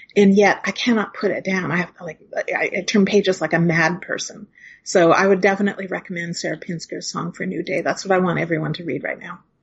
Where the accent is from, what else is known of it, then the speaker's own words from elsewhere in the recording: Hinton, Alberta, Canada; now in Toronto, Canada; in my hometown of Hinton, Alberta